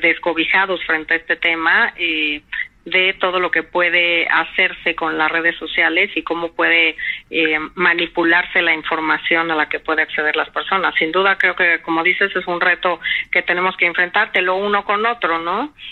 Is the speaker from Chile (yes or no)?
no; Mexico; como mexicanos